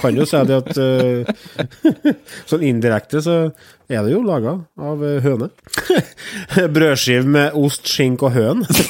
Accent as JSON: {"language": "Norwegian", "region": "Trøndelag", "country": "Norway", "said": "jeg er trønder"}